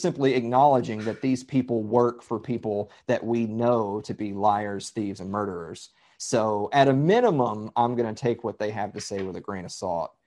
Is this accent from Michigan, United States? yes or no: no; Columbia, Tennessee, United States; I'm from Southern Middle Tennessee. I'm from Columbia, Tennessee